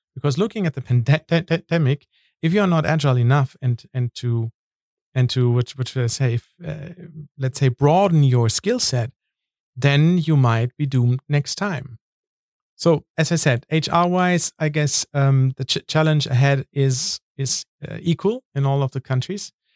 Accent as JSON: {"language": "English", "area": "North Sea coast", "region": "Northern Germany", "country": "Germany", "moved": "yes", "said": "I'm from the North Sea in Germany"}